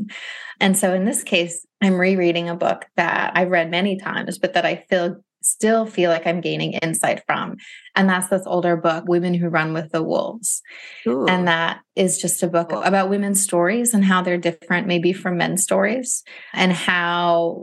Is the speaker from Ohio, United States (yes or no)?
yes; Ohio, United States; now in Philadelphia, United States; I'm from Ohio originally, too